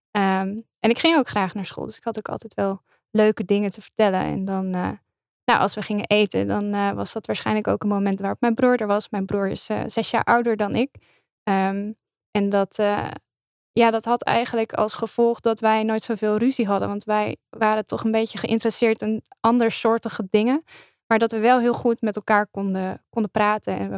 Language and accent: Dutch; Limburg, Netherlands; accent: Limburgish; En ik heb daar dus meteen eh, mijn Limburgse roots met mijn accent laten vallen.